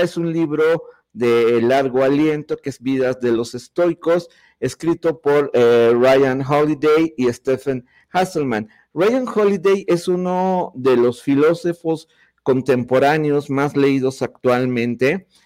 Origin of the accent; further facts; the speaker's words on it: Mexico; cómo somos los mexicanos y cómo es el país que nos ha tocado vivir